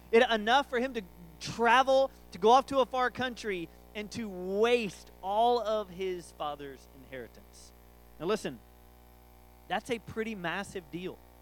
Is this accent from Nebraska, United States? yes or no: no; College Station, Texas, United States; I'm from Aggieland